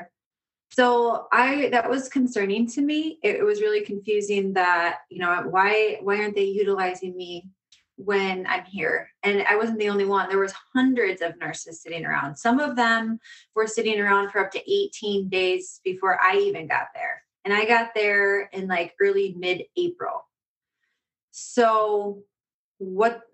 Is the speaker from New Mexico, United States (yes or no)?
no; Florida, United States; I'm from Florida